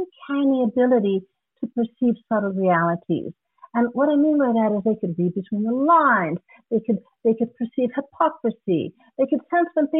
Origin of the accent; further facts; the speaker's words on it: Guam; moved away; also born or lived in Hawaii; I'm originally from Guam.